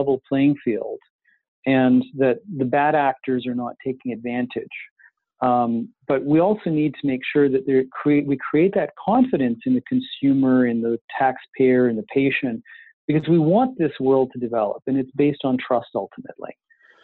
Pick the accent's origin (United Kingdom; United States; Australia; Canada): Canada; we're so Canadian